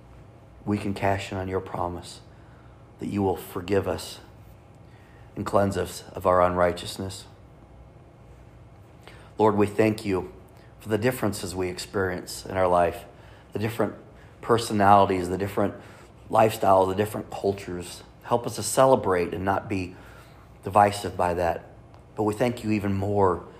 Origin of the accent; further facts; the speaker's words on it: Kansas City, Missouri, United States; we're from Kansas City